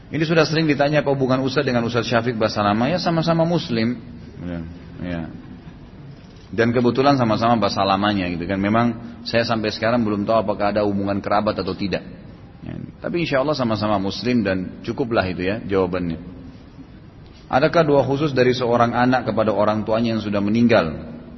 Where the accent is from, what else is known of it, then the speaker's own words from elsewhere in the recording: Indonesia; kita nih semua lahir di Indonesia